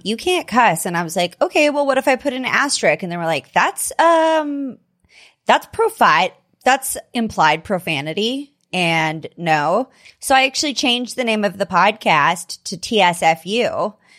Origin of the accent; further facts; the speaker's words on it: California, United States; now in Denver, United States; I ended up moving to Denver. I was from California originally